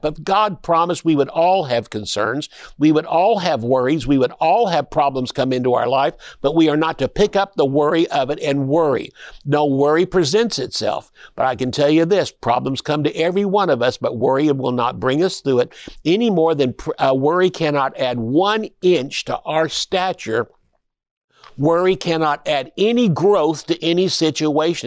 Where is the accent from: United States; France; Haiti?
United States; Tulsa, Oklahoma; I'm from Tulsa. I was born and raised there.